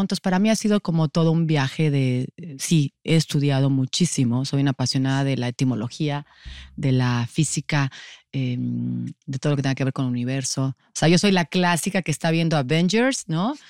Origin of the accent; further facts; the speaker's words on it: Mexico City, Mexico; Soy de la Ciudad de México. Siempre digo que soy rata de alcantarilla. Ciudad de México siempre, siempre he estado en esta ciudad